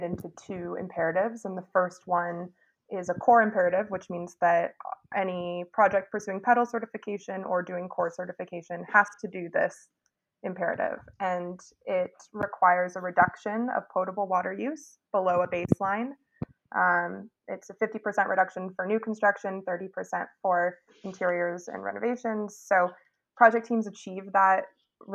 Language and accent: English; Seattle, Washington, United States; moved away as an adult; now in New York, United States; I grew up in Seattle, actually, and went to Chief South High School